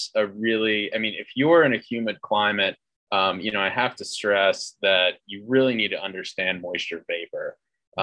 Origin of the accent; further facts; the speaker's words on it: North Carolina, United States; also born or lived in Colorado; now in Denver, United States; I'm from North Carolina originally